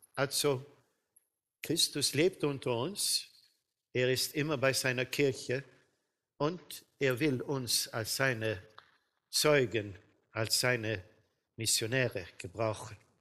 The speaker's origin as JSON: {"language": "German", "country": "Sweden", "said": "bei uns in Schweden"}